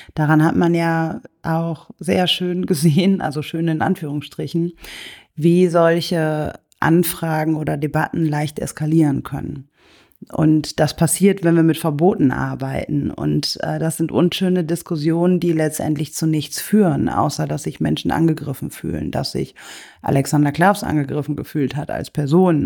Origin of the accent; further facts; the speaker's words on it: Germany; ich komme aus Deutschland